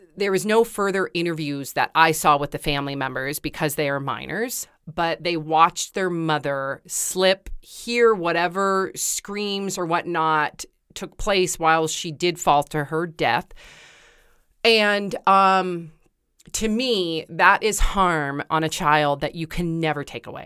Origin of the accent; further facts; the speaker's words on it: Santa Cruz, California, United States; I grew up in Santa Cruz with waves and I used to surf